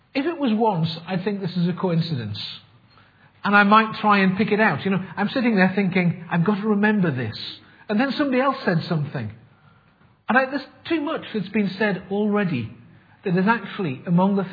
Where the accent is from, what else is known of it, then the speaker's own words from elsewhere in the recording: Sunderland, North East England, United Kingdom; I come from Sunderland, which definitely rules me out of the native English speaking class.